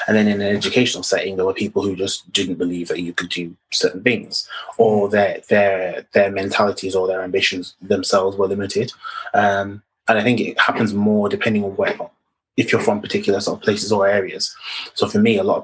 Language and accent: English; Bradford, Yorkshire and the Humber, United Kingdom; I'm from Bradford, in West Yorkshire